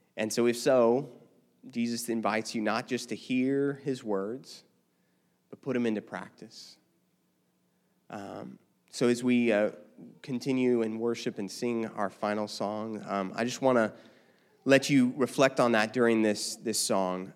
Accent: United States; also born or lived in Los Angeles; I'm still an American through and through

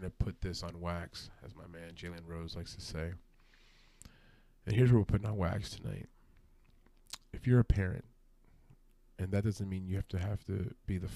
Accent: New York City, New York, United States; I grew up in Brooklyn, New York, from the city.

